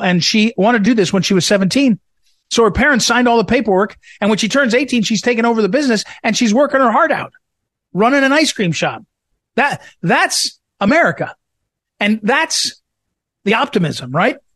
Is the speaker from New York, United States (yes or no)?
no; St. Louis, Missouri, United States; my hometown paper, St. Louis Post